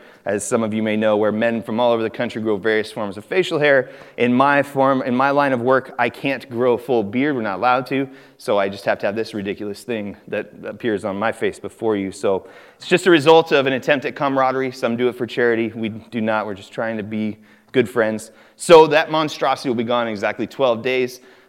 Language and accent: English; California, United States; born there; So I was born in Northern California on an Air Force base just north of Sacramento